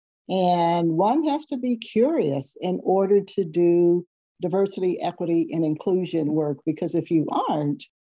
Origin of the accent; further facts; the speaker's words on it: Seaside, California, United States; I grew up on the Monterey Peninsula on a small town called Seaside, California